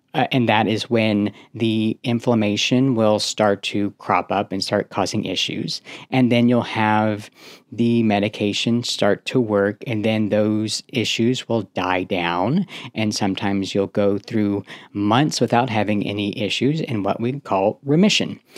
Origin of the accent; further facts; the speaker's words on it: Houston, Texas, United States; moved away as an adult; also born or lived in Seattle; I ended up moving away from, uh, my hometown to Seattle, across the country from where I'm originally from, from Houston, Texas